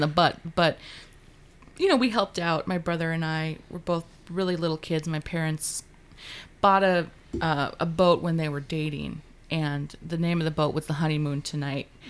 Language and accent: English; Juneau, Alaska, United States; moved away; I grew up in Alaska's capital in Juneau